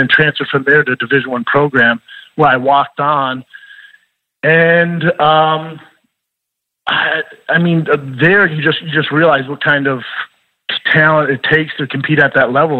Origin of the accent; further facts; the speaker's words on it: Denver, Colorado, United States; Growing up in Denver, Colorado, and being bigger and faster than the rest of the kids in the neighborhood